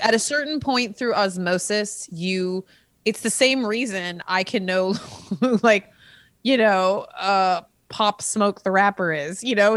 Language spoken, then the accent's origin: English; California, United States; also born or lived in Rochester, Minnesota; we came to California and I've been here since I was five. So I am, I am a Californian at heart